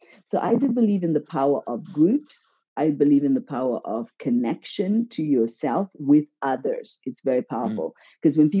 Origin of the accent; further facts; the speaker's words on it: Zimbabwe; now in Switzerland; And yes, I'm from Zimbabwe. And yeah, how did I get from Zimbabwe to Switzerland?